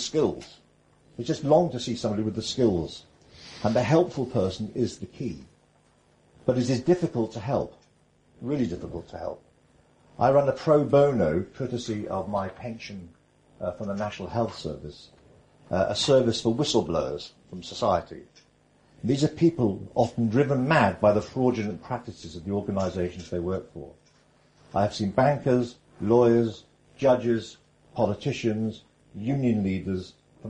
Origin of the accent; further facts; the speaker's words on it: North Wales, United Kingdom; I grew up in North Wales